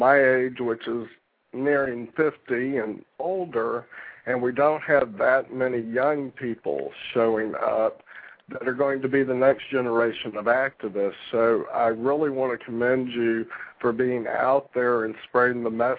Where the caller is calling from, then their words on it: Florida, United States; This is … down in Florida.